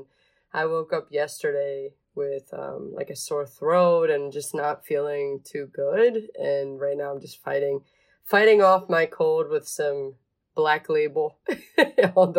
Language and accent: English; Philadelphia area, Pennsylvania, United States; born or raised there; English is a second language; also born or lived in Venezuela